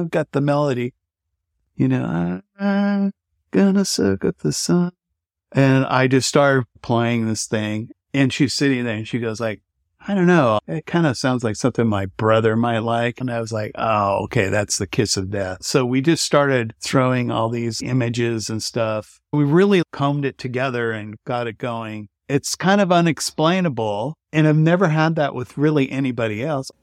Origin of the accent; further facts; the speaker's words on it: Bay Area, California, United States; moved away as an adult; also born or lived in San Francisco; now in Nashville, United States; Grew up in the Bay Area and then spent a lot of time in San Francisco